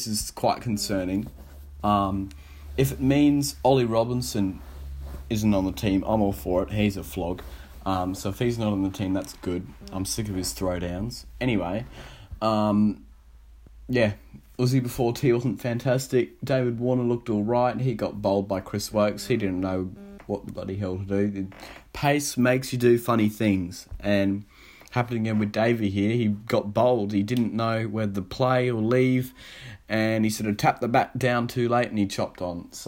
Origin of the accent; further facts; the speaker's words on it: Australia; I've got a chant of my own as an Aussie